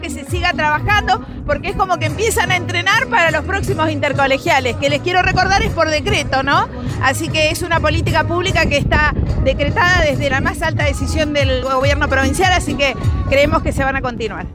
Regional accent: Argentina; empezar a pensarnos como argentinos

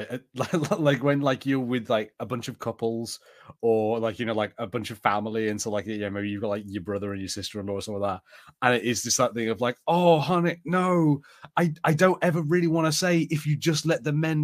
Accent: United Kingdom; the only way we manage things in the UK is alcohol. It's the thing. We are like super super buttoned up

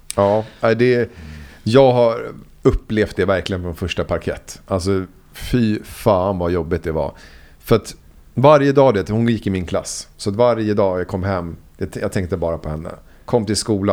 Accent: Huddinge, Stockholm County, Sweden; also born or lived in Vällingby / Enskede gård / Rinkeby; där växte jag upp och i ett litet ställe, Myrängen kallas det

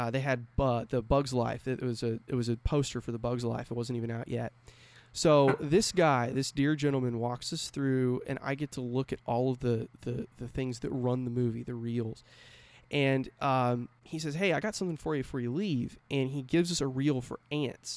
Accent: California, United States; moved away; I grew up in California. I lived there about 12 years.

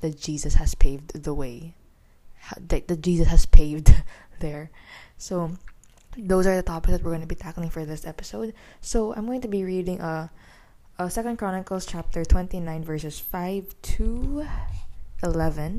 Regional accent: Philippines; also born or lived in Manila; I'm a teenager from the Philippines. I'm residing here in the capital of the Philippines.

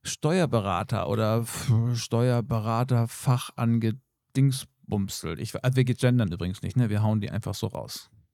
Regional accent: Germany; hier bei uns in Deutschland

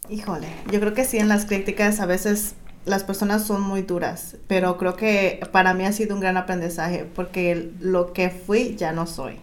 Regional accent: Guerrero, Mexico; now in Southern California, United States; yo soy del estado de Guerrero

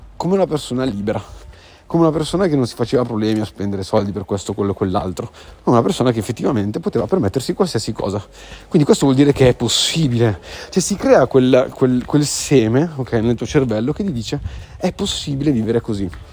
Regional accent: Sardinia, Italy; moved away; sono sardo

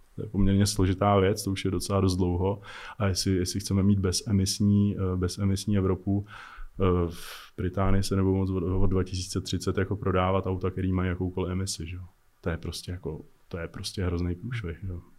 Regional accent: Czechia; my máme strašně dobrý piloty u nás jako v Čechách, jako strašní legendy, které jsou úplně jako neznámí jenom tím, že jsme Češi

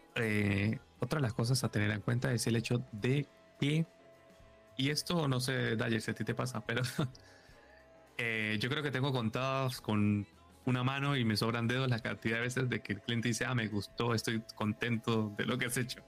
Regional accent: Venezuela; moved away as an adult; now in Madrid, Spain; yo ahora estoy en Madrid, pero yo soy de Venezuela y llevo en Madrid muy pocos años, poco pocos, llevo seis años

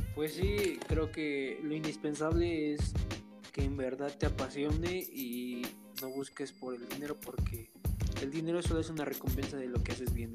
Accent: Mexico; la mentalidad que tenemos como mexicanos

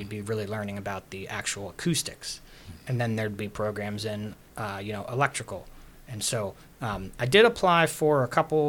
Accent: Pittsburgh, Pennsylvania, United States; moved away; also born or lived in Florida; I grew up in Regent Square

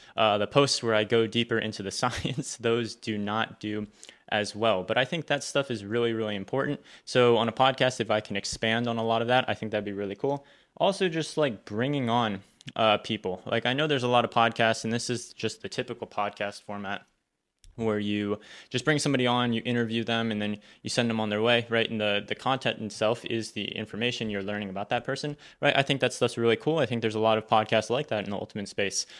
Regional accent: Northern Virginia, United States; I grew up in Northern Virginia, so the suburbs of Washington, D C, uh, that's where I wasn't born there, but moved there from a very, very young age and then went to elementary school all the way through college, um, in that area

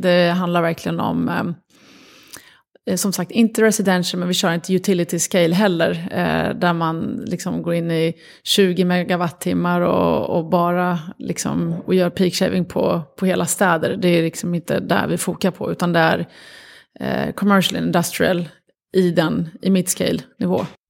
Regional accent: Sweden; also born or lived in Lebanon; Uppvuxna i Sverige, jag var fem år när vi kom till Sverige, växte upp här

